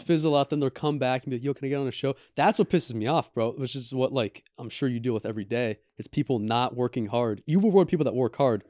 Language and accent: English; Bay Area, California, United States; also born or lived in Italy; now in Los Angeles, United States; I grew up in the Bay Area and in Italy